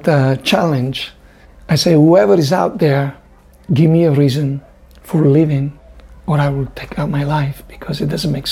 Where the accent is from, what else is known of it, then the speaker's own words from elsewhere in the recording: near the border of France, northern Italy, Italy; My parents lived in the north of Italy, near France, near the border of France